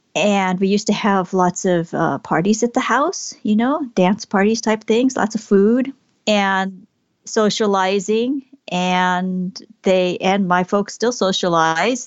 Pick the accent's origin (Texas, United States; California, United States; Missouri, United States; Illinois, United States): California, United States; Southern; I was born here in Southern California